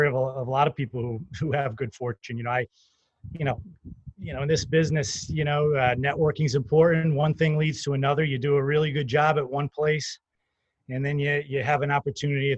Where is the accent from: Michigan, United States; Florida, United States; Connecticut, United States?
Connecticut, United States; Cheshire; I grew up in Cheshire, Connecticut